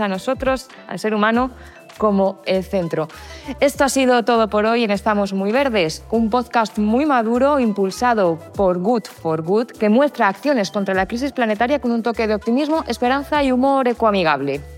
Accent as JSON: {"language": "Spanish", "town": "Madrid", "region": "Community of Madrid", "country": "Spain", "said": "yo es que soy de Vallecas."}